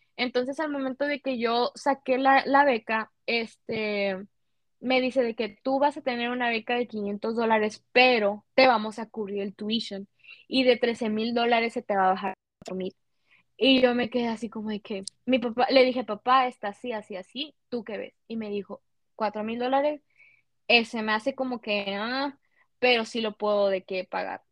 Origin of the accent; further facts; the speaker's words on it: Reynosa, Tamaulipas, Mexico; yo soy mexicana